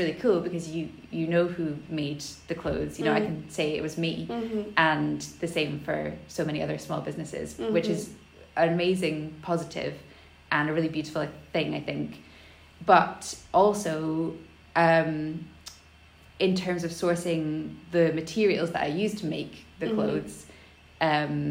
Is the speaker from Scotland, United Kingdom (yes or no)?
yes; Elgin, Scotland, United Kingdom; I grew up in Elgin, which is in the northeast of Scotland